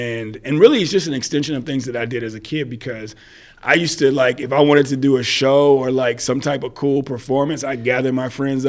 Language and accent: English; Madisonville, Kentucky, United States; moved away as an adult; now in Nashville, United States; I'm in Nashville. I'm from Western Kentucky, a small town called Madisonville, is where I was born and raised.